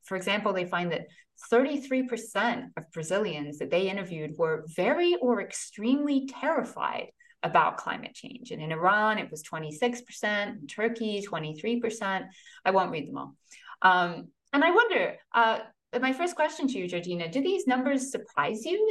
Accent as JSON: {"language": "English", "country": "United Kingdom", "tie": "born or raised there", "also_born_or_lived": "New York City, United States", "moved": "as an adult", "lives_now": "Green Bay, United States", "said": "I moved from a mid-sized town in the UK and then went to graduate school in New York City"}